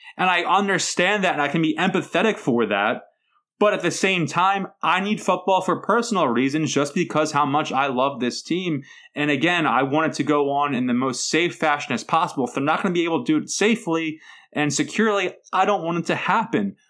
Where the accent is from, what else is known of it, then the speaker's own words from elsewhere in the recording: Philadelphia, Pennsylvania, United States; I'm a guy from South Philadelphia